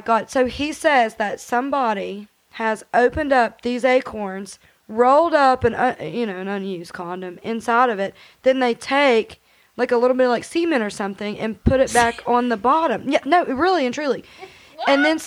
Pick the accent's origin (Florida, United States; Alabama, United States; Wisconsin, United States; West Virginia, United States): West Virginia, United States; Beckley; I'm from Beckley